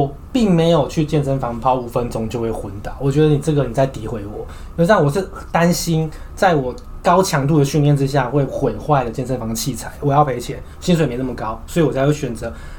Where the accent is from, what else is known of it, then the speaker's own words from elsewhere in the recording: Taiwan; 我们台湾人都有三件事情是一定要做的